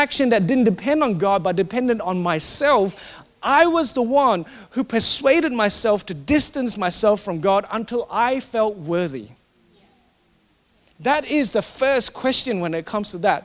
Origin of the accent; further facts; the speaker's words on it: Singapore; Growing up in Singapore, in that culture where you always get given more if you achieve more.